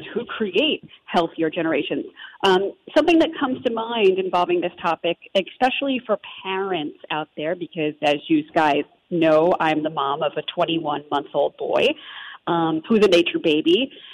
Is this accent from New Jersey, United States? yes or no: yes; New Jersey, United States; accent: Jersey; growing up in New Jersey